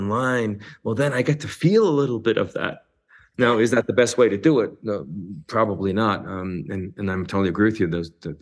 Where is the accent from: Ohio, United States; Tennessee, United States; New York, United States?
New York, United States; I grew up in New York